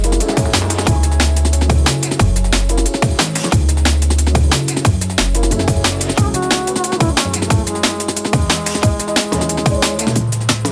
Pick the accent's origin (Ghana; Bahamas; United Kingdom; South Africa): United Kingdom; England; accent: English; also born or lived in Australia; now in Brisbane, Australia; one does have an English accent. I'm an Australian, mate. I'm in Brisbane.